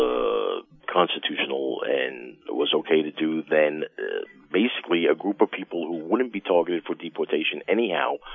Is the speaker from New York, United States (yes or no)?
yes; New York, United States; if you can't tell by my accent, I've lived in New York my whole life